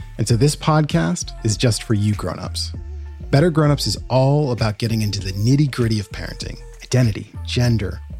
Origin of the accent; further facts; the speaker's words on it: Portland, Oregon, United States; Growing up as a Black kid in the whitest city in America, my hometown, Portland, Oregon